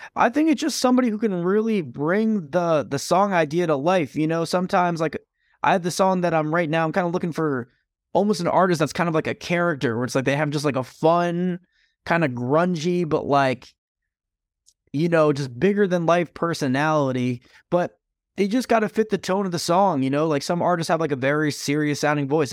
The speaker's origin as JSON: {"language": "English", "town": "Stamford", "region": "Connecticut", "country": "United States", "tie": "born or raised there", "said": "my hometown of Stamford, Connecticut"}